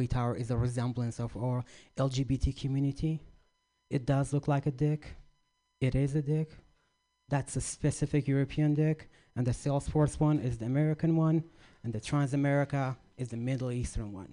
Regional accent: Iraq; moved away; I grew up in Iraq, or Iraq

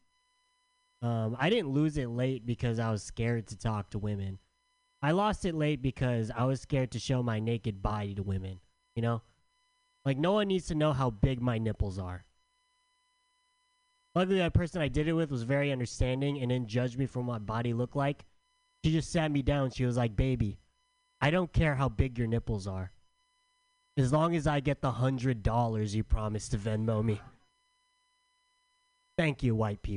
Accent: San Diego, California, United States; also born or lived in San Francisco; I'm from San Diego

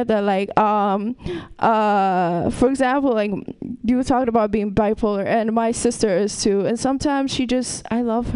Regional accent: Ethiopia; moved away; I'm from Ethiopia

